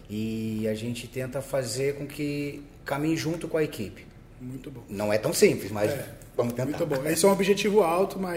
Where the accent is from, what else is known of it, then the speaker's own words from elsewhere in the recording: Petrópolis, Rio de Janeiro, Brazil; É, eu sou de Petrópolis, né? Muitos sabem disso.